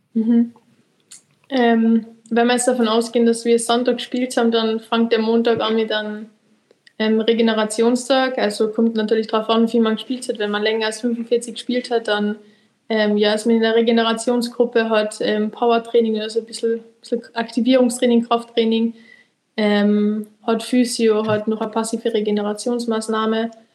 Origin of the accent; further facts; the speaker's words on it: Austria; bei uns in Österreich